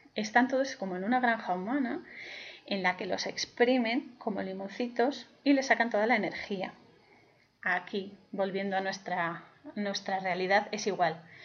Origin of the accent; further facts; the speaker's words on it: Spain; yo soy, em, soy española